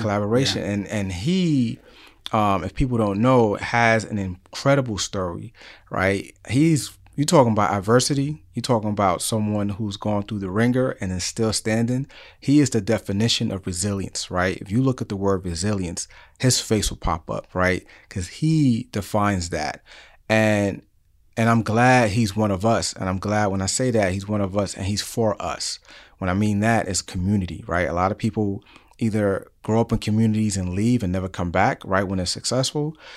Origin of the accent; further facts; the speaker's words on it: New York City, New York, United States; moved away; growing up in New York City in the Bronx